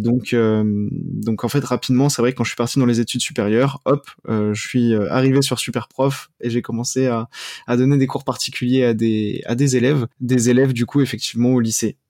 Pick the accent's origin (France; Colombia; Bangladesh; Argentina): France; Cergy-Pontoise, Île-de-France; also born or lived in Paris; j'ai grandi euh, dans le Val d'Oise, à Cergy-Pontoise